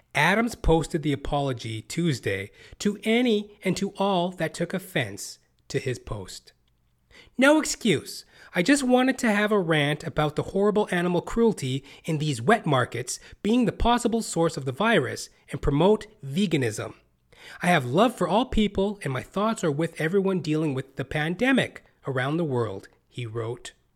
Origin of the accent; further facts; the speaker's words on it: Canada; as a Canadian